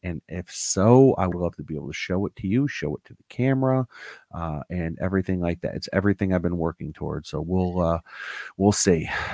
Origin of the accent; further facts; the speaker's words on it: Newtown, Connecticut, United States; I grew up in Newtown, Connecticut